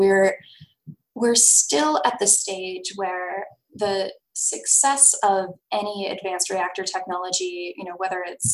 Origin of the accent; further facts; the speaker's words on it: United States; as an American